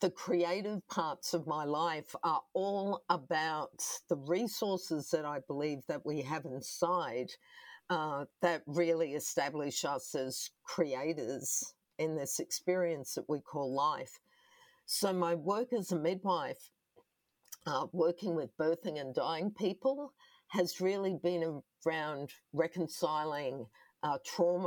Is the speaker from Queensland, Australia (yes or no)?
yes; Brisbane, Queensland, Australia; was adopted by a non-Indigenous family also here on the south side of Brisbane, where I grew up.